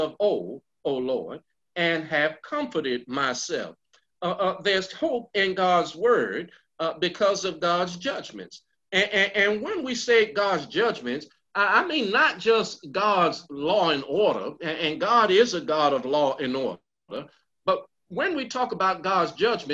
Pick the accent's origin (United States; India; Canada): United States; Baltimore, Maryland; I grew up in West Baltimore and proud of it